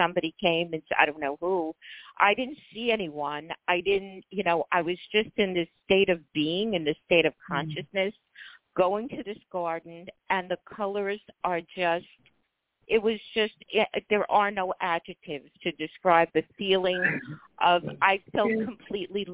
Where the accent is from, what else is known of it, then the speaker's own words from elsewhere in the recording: New York City, New York, United States; I'm from New York City